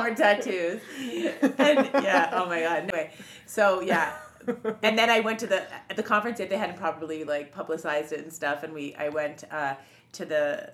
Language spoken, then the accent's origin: English; Montreal, Quebec, Canada; We're from Montreal.